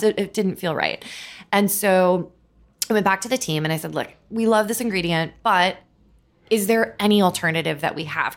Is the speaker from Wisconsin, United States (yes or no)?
no; Minnesota, United States; moved away as an adult; also born or lived in California; now in New York, United States; growing up in Minnesota